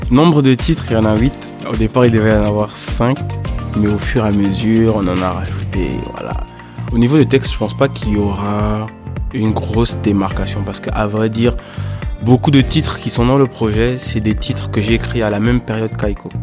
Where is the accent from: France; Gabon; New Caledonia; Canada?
Gabon; je suis gabonais